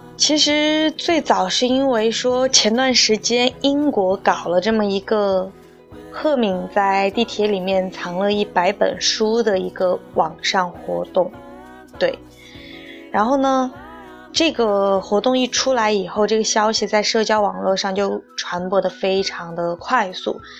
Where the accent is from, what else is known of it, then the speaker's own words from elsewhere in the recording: Sichuan, China; 作为一个四川人，作为漫大街的冒节的非常粉的一个聚集地